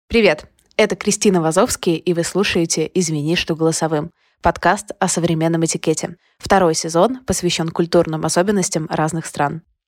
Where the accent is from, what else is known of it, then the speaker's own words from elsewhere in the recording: Odesa, Odesa Oblast, Ukraine; когда я росла, этого было очень много как будто вот воспитываем всей Одессой